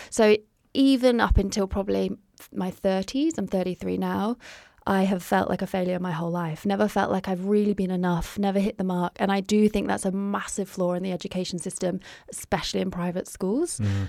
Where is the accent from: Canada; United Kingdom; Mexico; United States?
United Kingdom; now in Australia; So you might be able to hear that I'm not from Australia originally. So